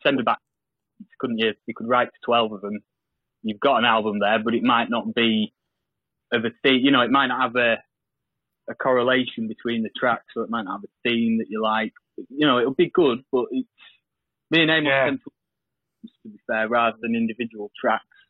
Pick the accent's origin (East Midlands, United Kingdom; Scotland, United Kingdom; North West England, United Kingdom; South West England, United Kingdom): North West England, United Kingdom; Lancaster; I'm from Lancaster